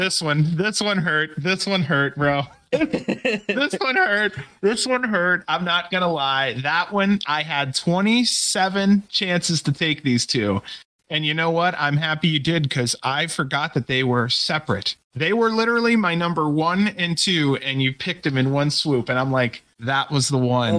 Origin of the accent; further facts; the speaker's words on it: Ohio, United States; moved away; I'm from Ohio originally